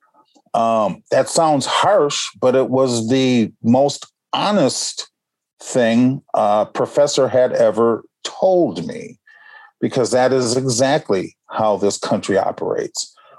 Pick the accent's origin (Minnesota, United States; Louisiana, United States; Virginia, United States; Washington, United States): Minnesota, United States; Minneapolis; I grew up like any other red-blooded American boy. I'm from Minneapolis, the Twin Cities